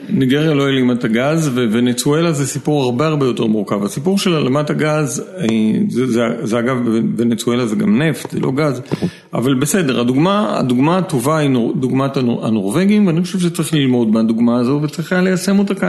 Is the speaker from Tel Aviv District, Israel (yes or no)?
yes; Tel Aviv, Tel Aviv District, Israel; אני תל אביבי, אתה יודע, אני נוסע לים באופניים